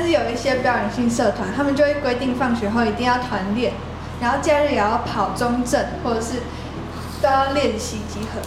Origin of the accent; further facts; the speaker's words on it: Taiwan; 我们就是很土生土长的台湾人，然后一路上就是慢慢学英文